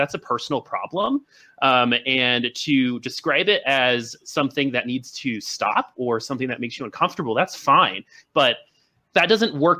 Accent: Boulder, Colorado, United States; I'm also from Boulder, Colorado

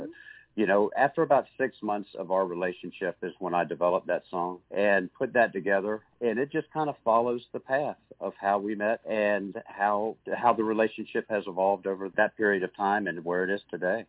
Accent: Virginia Beach, Virginia, United States; Virginia Beach, Virginia, my hometown

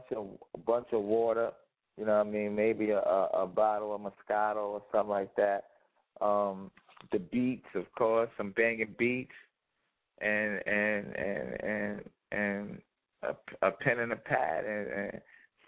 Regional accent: New York City, New York, United States; I come from Brooklyn, East New York, so one of the worst

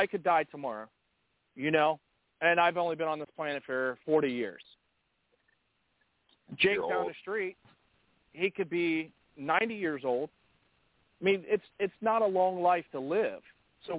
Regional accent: United States; I was born and raised in America. That means I am native to this country

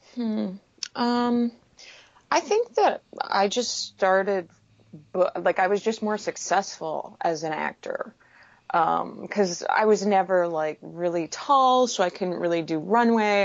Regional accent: Manitoba, Canada; moved away as an adult; also born or lived in Winnipeg, Canada / Texas, United States; now in Vancouver, Canada; growing up in Manitoba

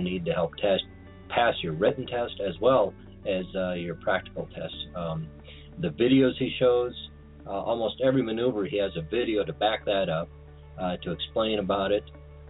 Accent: Des Moines, Iowa, United States; I'm from Des Moines, Iowa.

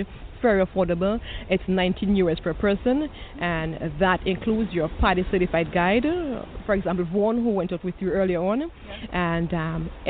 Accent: Dominica; I am from Dominica, yes. Yes, I am more from the rainforest area, but yes, I'm from Dominica

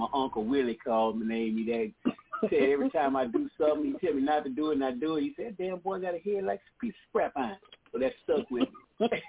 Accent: Baton Rouge, Louisiana, United States; now in Shreveport, United States; I'm from Baton Rouge originally. I live here in Shreveport

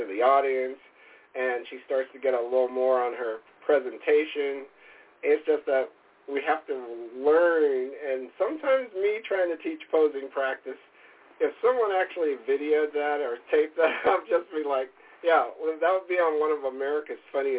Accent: San Antonio, Texas, United States; now in Wisconsin, United States; Really, we live in Wisconsin, but our family's basically from all over, because originally I'm from San Antonio, and by way of the Army, lived all over the world.

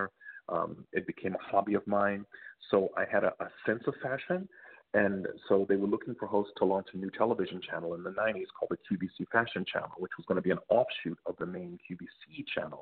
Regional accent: Baltimore, Maryland, United States; moved away; I'm from Baltimore, from the East Coast originally

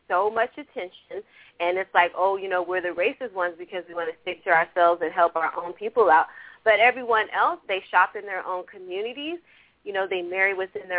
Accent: California, United States; I was raised in California, and I grew up around a lot of different races

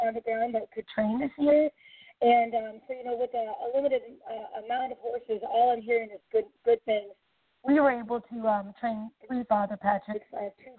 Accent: Iowa, United States; moved away; also born or lived in Illinois; I'm originally from Iowa, and we just did the Iowa Fair Circuit there where I got my feet wet

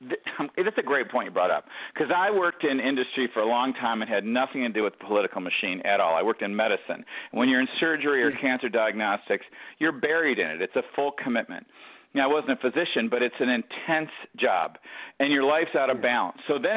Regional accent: Detroit, Michigan, United States; born there; I mean, I was born in Detroit.

